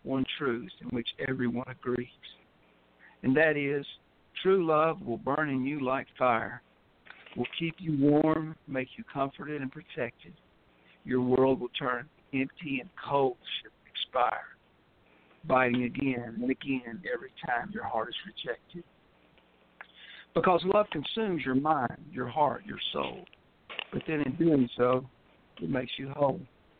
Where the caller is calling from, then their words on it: West Tennessee, United States; I'm calling in from West Tennessee.